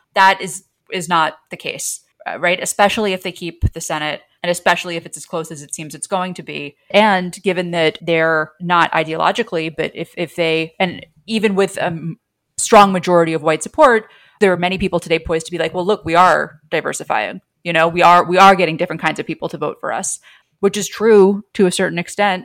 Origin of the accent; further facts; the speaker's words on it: New York, United States; now in Washington, D.C., United States; As a New Yorker living in DC